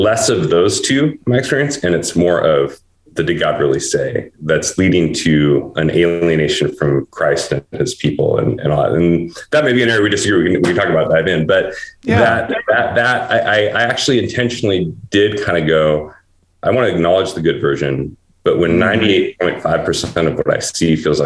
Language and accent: English; Portland, United States; my hometown, Portland, 40 years where I grew up